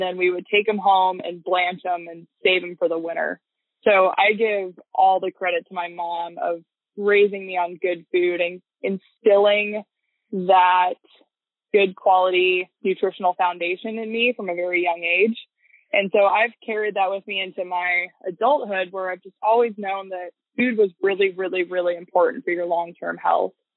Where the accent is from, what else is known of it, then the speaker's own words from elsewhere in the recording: Bird Creek, Alaska, United States; I was born and raised in Bird Creek, Alaska